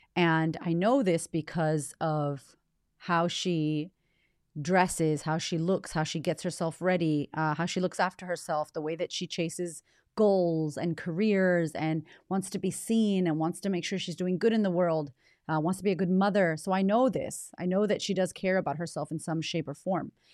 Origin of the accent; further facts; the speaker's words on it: United States; moved away as an adult; now in Australia; I'm American by nature, by, uh, D N A, born in America